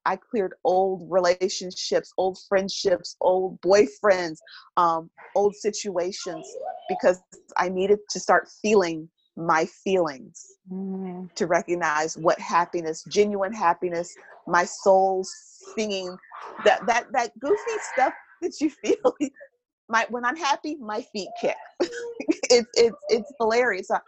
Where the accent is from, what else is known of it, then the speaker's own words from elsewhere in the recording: Milwaukee, Wisconsin, United States; moved away as an adult; I hail from Milwaukee, Wisconsin, even though I haven't been there most of my adult life